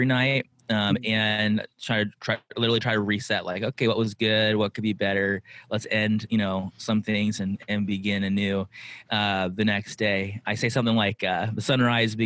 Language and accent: English; San Diego, California, United States; moved away as an adult; also born or lived in Brazil / Hawaii; now in Oahu, United States; Born and raised in San Diego.